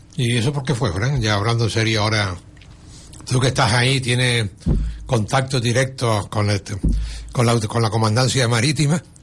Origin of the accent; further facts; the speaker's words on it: Canary Islands, Spain; los canarios hemos producido emigración